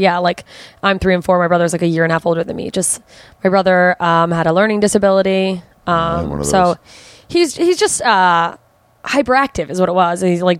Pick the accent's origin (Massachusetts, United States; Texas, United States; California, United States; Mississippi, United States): Mississippi, United States; also born or lived in Germany; Southern Mississippi. And I was like 3.